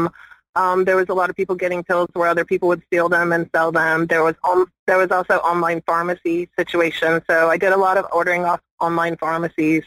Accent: East Central Mississippi, United States; I grew up in South Mississippi, or East Central Mississippi, actually

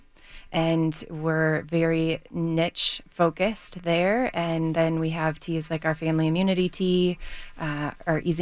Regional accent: Michigan, United States; also born or lived in Seattle; now in Denver, United States; I grew up in Michigan and ended up in Seattle

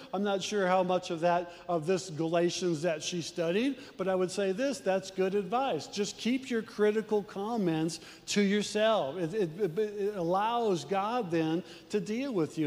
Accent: Midwest, United States; We're from the Midwest

